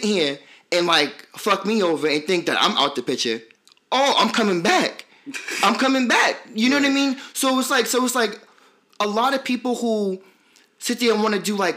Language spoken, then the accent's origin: English; New York City, New York, United States; I'm from Brooklyn